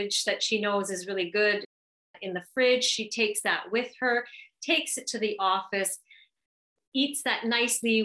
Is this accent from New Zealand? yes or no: no; Canada; I'm Canadian.